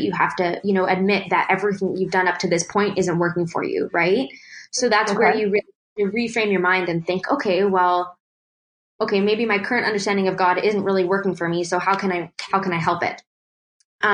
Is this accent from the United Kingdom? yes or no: no; Canada; as an Indo-Canadian growing up in Canada